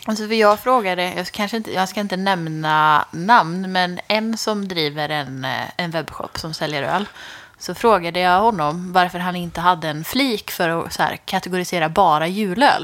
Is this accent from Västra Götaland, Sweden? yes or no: yes; Skara, Västra Götaland, Sweden; moved away; hemma i Skara